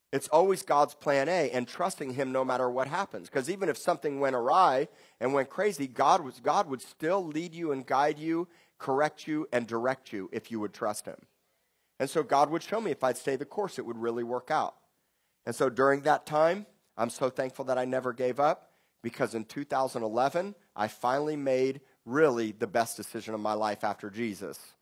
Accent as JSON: {"language": "English", "town": "Miami", "region": "Florida", "country": "United States", "tie": "born or raised there", "also_born_or_lived": "Tulsa, Oklahoma", "moved": "yes", "lives_now": "Corpus Christi, United States", "said": "I grew up in Miami, going to great beaches and the Gulf Stream and, and scuba diving in the Keys and the Bahamas"}